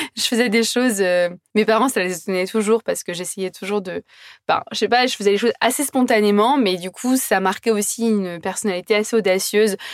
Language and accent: French; Brittany, France; also born or lived in Australia; je suis bretonne